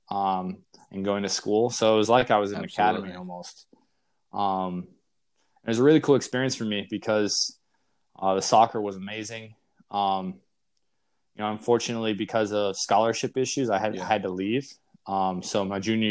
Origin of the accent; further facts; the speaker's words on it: Naperville, Illinois, United States; also born or lived in Fargo, North Dakota; I was born in Fargo, North Dakota. Not really any soccer there, but I, from young age, we moved to the suburbs of Chicago, Naperville, Aurora area